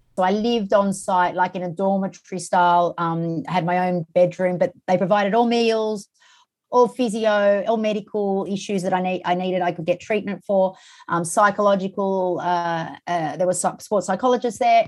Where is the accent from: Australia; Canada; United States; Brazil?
Australia; born or raised there